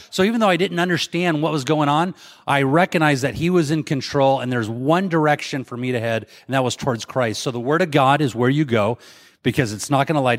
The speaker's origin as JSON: {"language": "English", "town": "Mesa", "region": "Arizona", "country": "United States", "said": "I'm from Mesa, Arizona."}